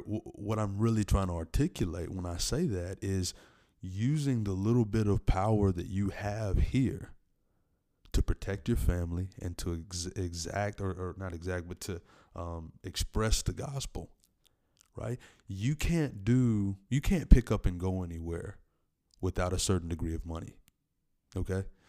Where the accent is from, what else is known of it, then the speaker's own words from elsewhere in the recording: Tennessee, United States; in my home state, Tennessee, in Middle Tennessee, Nashville